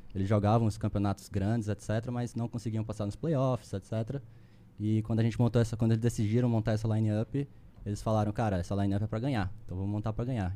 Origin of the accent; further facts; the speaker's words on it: Recife, Pernambuco, Brazil; moved away as an adult; also born or lived in São Paulo; Eu sou, eu sou de Recife, sou recifense